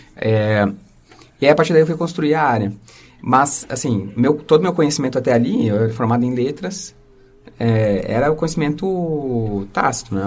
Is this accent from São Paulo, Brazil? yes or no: yes; Osasco, São Paulo, Brazil; accent: R de porta; eu nasci aqui em Osasco e, e, criado por uma família que veio de São José do Rio Preto, uh, da família da minha mãe, da né? família do meu pai de Fortaleza. É, então eu sempre eu tenho esse R de porta